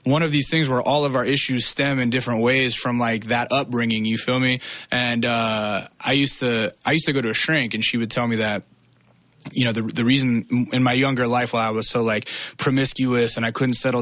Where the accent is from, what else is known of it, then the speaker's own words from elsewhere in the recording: Alaska, United States; moved away as an adult; I moved to California from Alaska